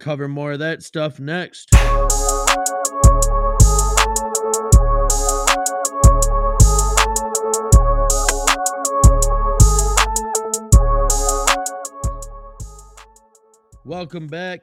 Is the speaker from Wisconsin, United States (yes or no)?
yes; Onalaska, Wisconsin, United States; Onalaska, my hometown